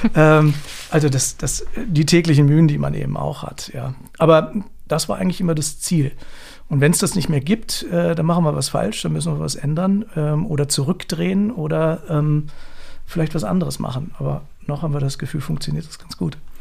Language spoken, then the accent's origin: German; Hanover, Lower Saxony, Germany; Ich komme aus Hannover